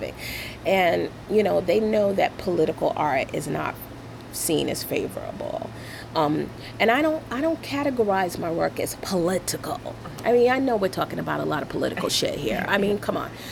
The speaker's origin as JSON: {"language": "English", "town": "New York City", "region": "New York", "country": "United States", "tie": "born or raised there", "also_born_or_lived": "Brooklyn Heights / Crown Heights", "said": "I was raised in Flatbush"}